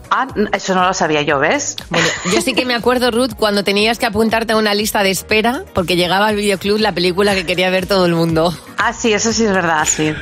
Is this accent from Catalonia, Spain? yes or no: no; Valencia, Valencian Community, Spain; yo soy de Valencia